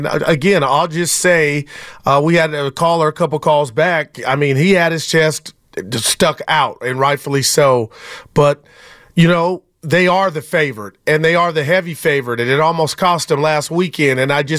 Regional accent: the Bay Area, California, United States; I'm from the Bay

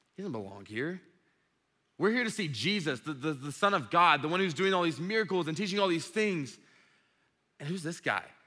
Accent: Dublin, Georgia, United States; I grew up in Dublin

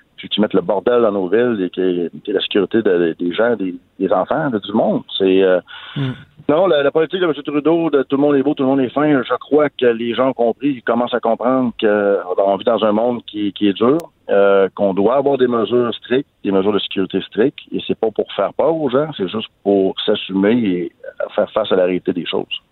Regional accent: Canada; chez nous au Canada

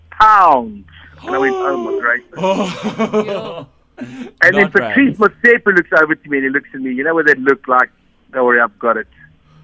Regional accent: South Africa; I'm from South Africa.

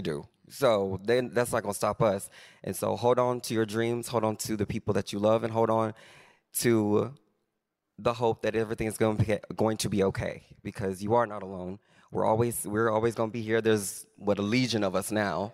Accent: Arkansas, United States; moved away; growing up in Arkansas

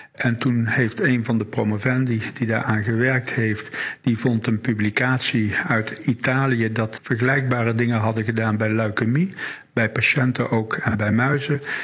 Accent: Wageningen, Gelderland, Netherlands; now in Limburg, Netherlands; geboren in Wageningen en al weer heel lang woonachtig in het Limburgse

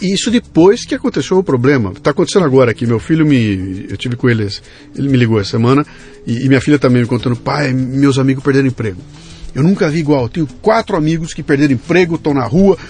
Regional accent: Brazil; eu que sou brasileiro e estou aqui há 60 anos no Brasil

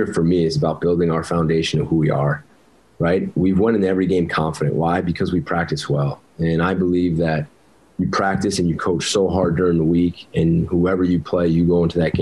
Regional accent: New Jersey, United States; moved away; I grew up in North Jersey

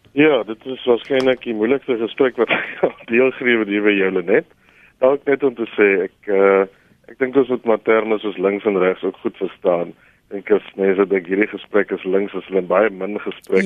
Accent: South Africa; ons swart Suid-Afrikaners

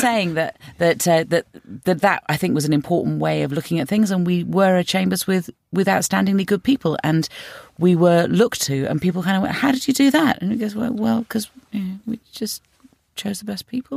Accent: London, United Kingdom; I'm from North London, and yeah, I bought my house twenty-five years ago

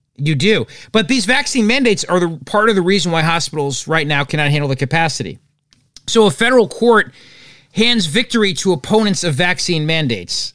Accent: New Jersey, United States; I'm from New Jersey

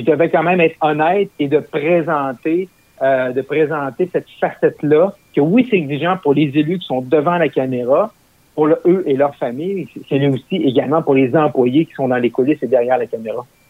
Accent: Roberval, Quebec, Canada; also born or lived in Gatineau; dans ma ville natale, qui est à Robertval, au lac Saint-Jean

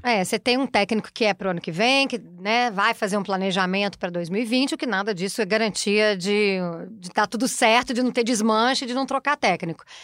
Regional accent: Belo Horizonte, Minas Gerais, Brazil; sou mineira de Belo Horizonte.

